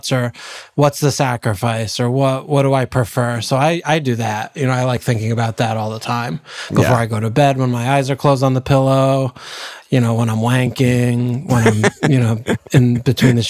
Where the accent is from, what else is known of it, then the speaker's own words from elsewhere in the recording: United States; We're such American capitalists